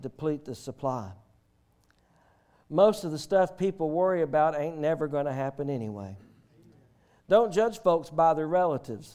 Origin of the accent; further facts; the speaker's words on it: the South, United States; we're from the South